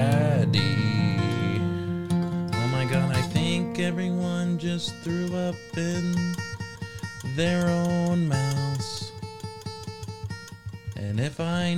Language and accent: English; United Kingdom; Cancelled with 2 L's because I'm British